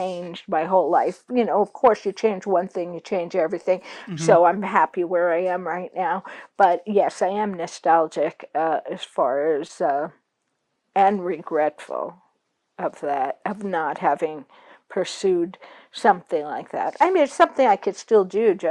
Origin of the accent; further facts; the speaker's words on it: New York City, New York, United States; I am from New York City